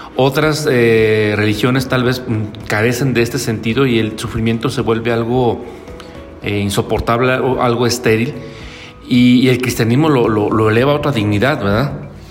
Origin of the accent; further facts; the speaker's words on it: Mexico; como mexicanos